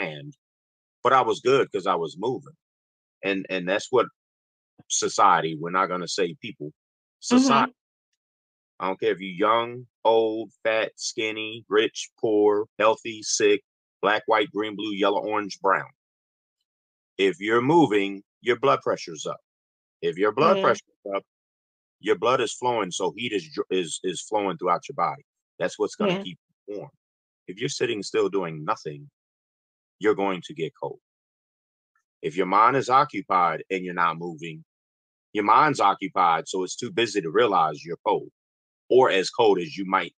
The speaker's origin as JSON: {"language": "English", "town": "Chicago", "region": "Illinois", "country": "United States", "said": "I'm from Chicago"}